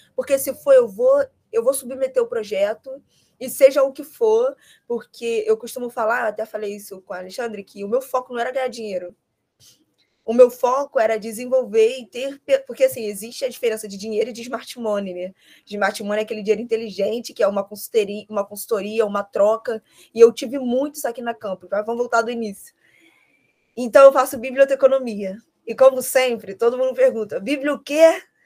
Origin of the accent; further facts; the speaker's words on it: Rio de Janeiro, Brazil; eu sou carioca